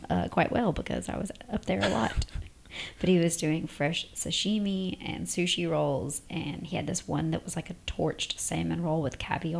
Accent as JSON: {"language": "English", "region": "the South", "country": "United States", "moved": "as an adult", "lives_now": "United Arab Emirates", "said": "we're from the South"}